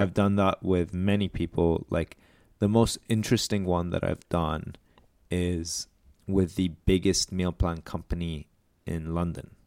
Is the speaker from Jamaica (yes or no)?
no; Lebanon; I'm Lebanese.